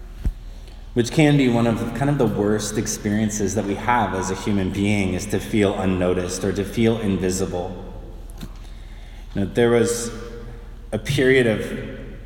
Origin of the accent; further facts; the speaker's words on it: outside of Detroit, Michigan, United States; when I was a kid, I grew up outside of Detroit in Michigan